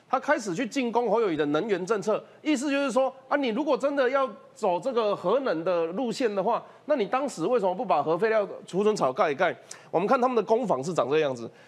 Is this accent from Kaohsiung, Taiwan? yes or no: yes; Kaohsiung, Taiwan; 跟我一样是从高雄上来的。